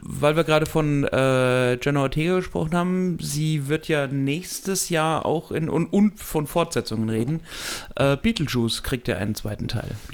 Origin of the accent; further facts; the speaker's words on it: Germany; als Deutscher